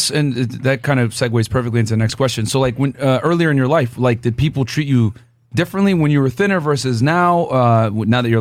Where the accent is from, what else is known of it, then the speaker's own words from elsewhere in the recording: Brooklyn, New York, United States; born there; okay, I was born in Brooklyn, so okay, New York City, yeah, man.